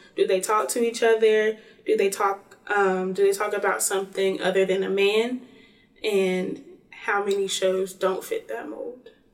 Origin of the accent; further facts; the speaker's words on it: Greensboro, North Carolina, United States; I'm from Greensboro, North Carolina